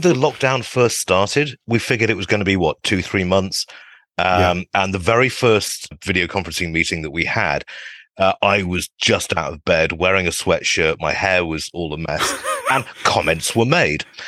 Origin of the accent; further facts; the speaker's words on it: United Kingdom; now in East Bay, United States; as a Brit